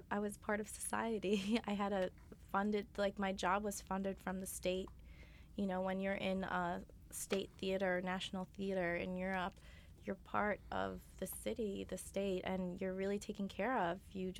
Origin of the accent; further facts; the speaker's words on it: New York, United States; also born or lived in Germany; So yeah, I am from New York. I'm born and raised here, a New York native.